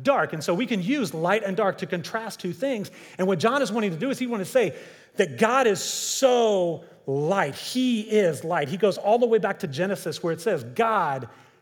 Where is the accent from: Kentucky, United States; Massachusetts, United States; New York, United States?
Kentucky, United States; growing up in Kentucky